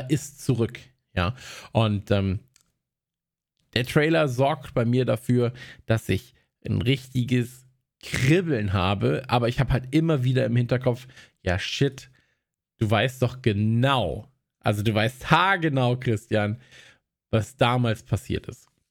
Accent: North Rhine-Westphalia, Germany; bei uns in Nordrhein-Westfalen

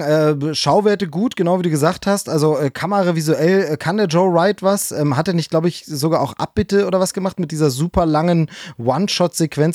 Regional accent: GDR, East Germany, Germany; bis ich zehn Jahre alt war, bin ich in der DDR aufgewachsen

